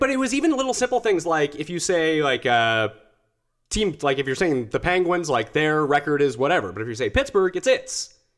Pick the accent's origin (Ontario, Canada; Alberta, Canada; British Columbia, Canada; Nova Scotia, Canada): Nova Scotia, Canada; Halifax; also born or lived in Montreal / Calgary; now in Toronto, Canada; I'm from the East Coast. I'm from Halifax.